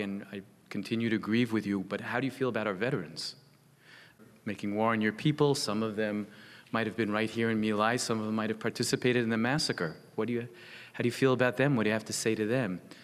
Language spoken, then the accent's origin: English; United States; I'm an American